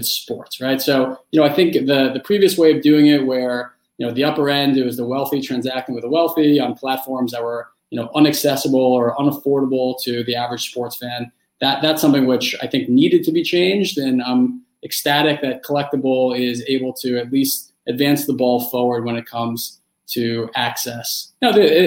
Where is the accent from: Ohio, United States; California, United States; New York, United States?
New York, United States; New York City; I grew up in New York City when Derek Jeter really was coming into prominence.